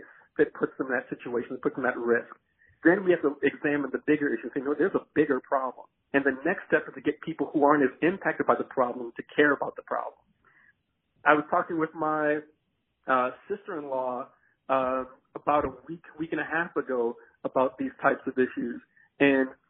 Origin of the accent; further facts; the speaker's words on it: Chicago, Illinois, United States; now in Alaska, United States; growing up in the Chicagoland area